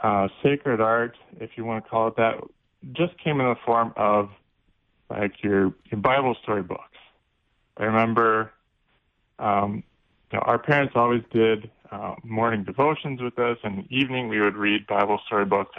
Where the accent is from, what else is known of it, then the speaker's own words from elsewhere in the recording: Omaha, Nebraska, United States; I grew up in Omaha, Nebraska